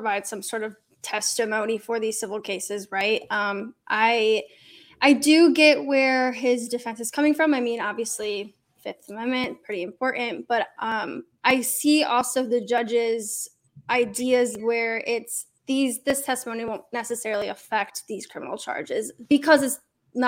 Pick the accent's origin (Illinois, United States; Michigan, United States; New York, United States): Michigan, United States; Detroit; moved away as an adult; now in Nashville, United States; I'm actually from Detroit